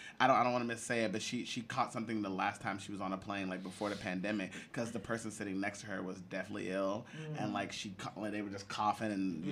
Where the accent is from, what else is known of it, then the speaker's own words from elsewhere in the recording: Texas, United States; moved away; the area I'm from